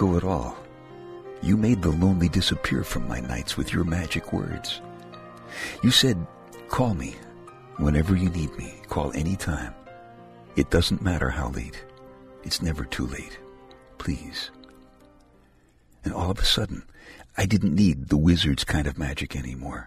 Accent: New York, United States; I'm from New York

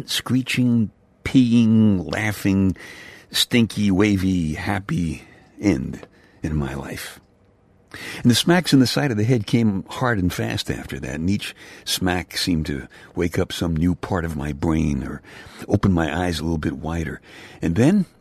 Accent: New York City, New York, United States; section of Brooklyn, New York

